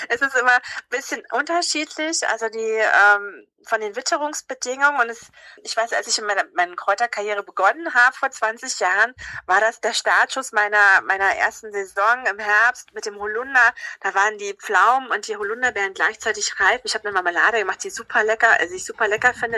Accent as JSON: {"language": "German", "area": "Havelland", "region": "Brandenburg", "country": "Germany", "said": "ich komme aus dem Havelland"}